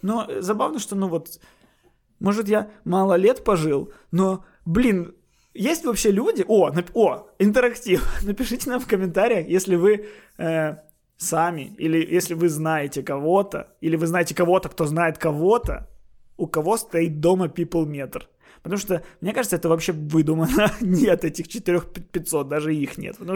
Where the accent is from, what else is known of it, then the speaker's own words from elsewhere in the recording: Kyiv, Ukraine; А не представлен вот я, киевлянин